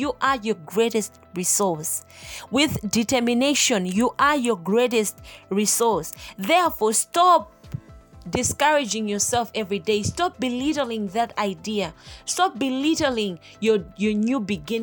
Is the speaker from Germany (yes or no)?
no; Malawi; I am from Malawi, the warm heart of Africa. I was born and raised in a family of three girls